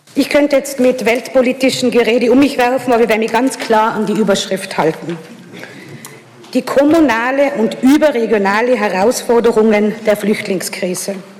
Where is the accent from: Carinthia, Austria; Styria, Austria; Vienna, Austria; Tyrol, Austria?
Tyrol, Austria; Innsbruck; in meiner Heimatstadt